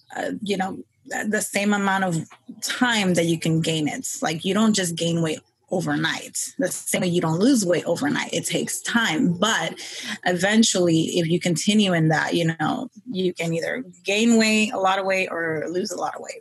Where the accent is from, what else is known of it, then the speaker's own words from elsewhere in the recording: New York City, New York, United States; I was born and raised in New York um, Queens.